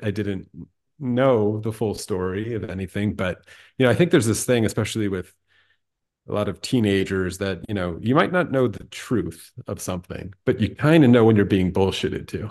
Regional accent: Allentown, Pennsylvania, United States; I grew up in Allentown, Pennsylvania

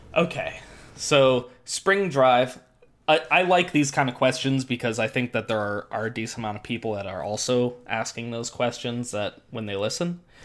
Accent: Midwest, United States; also born or lived in Scotland; I grew up in the Midwest

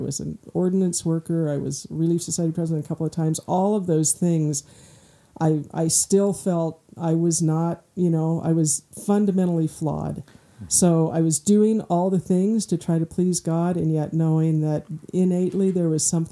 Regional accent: Michigan, United States; I'm from Michigan

